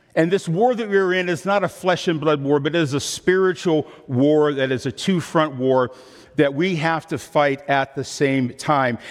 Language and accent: English; Midwest, United States; I'm from the Midwest.